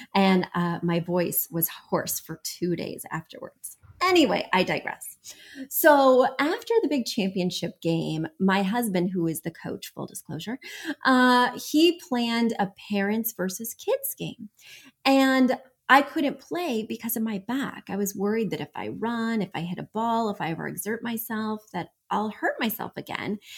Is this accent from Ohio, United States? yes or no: no; New York, United States; I'm from New York